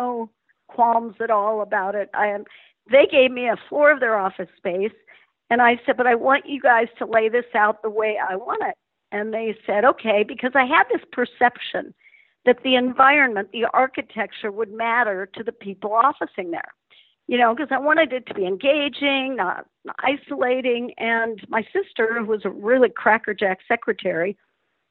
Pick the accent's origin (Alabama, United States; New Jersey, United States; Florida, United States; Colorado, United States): Colorado, United States; Denver; I grew up in Denver, Colorado. Spectacular place to live and grow up. It's where I'm still centered.